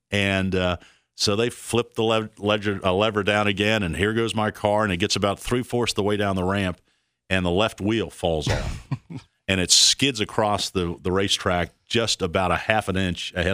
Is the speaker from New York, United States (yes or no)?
no; Texas, United States; born there; We're in Texas. That I was born in Texas, and so we're in Texas, Fort Worth.